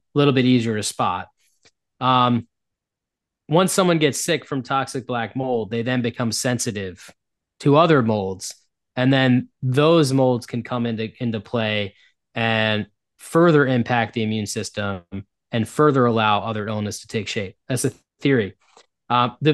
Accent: United States; first language English; I'm an American, and so all I've ever learned was English.

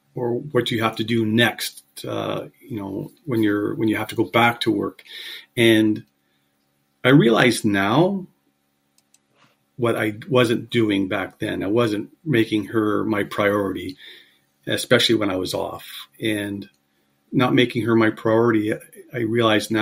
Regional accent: Kingston, Ontario, Canada; also born or lived in Montreal, Quebec; I was born in Montreal. My father worked for what was Northern Electric at the time. And he received a transfer to Kingston when I was 7 years old. And I grew up in Kingston.

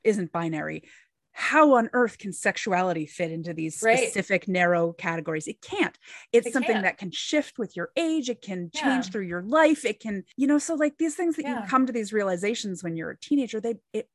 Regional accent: Canada; as a Canadian

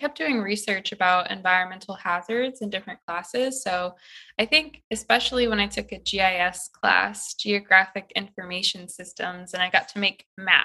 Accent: Midwest, United States; moved away as an adult; now in California, United States; I just knew as a Midwesterner that I wanted to come to California.

